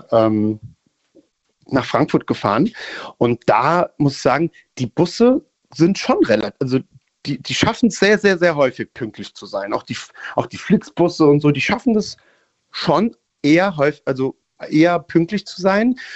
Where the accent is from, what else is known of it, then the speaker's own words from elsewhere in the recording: Italy; ich hab, bin Italiener